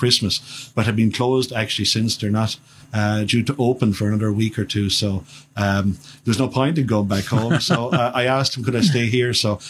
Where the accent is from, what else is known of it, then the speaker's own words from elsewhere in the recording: County Wexford, Leinster, Ireland; moved away; I grew up in County Wexford in Ireland, and I was ordained in 1995.